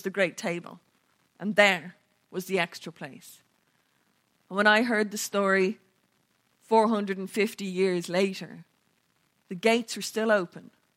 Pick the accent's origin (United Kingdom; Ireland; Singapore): Ireland; we didn't speak English, most of us. We mostly spoke Irish, Latin and Greek.